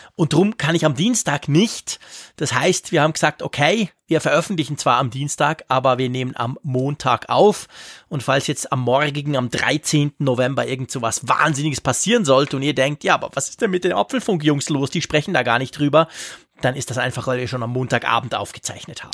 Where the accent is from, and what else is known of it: Switzerland